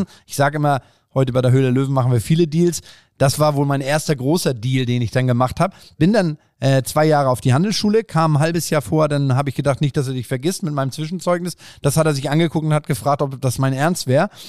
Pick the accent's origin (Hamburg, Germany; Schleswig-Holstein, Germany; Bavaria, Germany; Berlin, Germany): Schleswig-Holstein, Germany; Bad Segeberg; ich bin in Bad Segeberg groß geworden. Wer Bad Segeberg nicht kennt, äh, äh, in Schleswig-Holstein, kleines Kleinstadt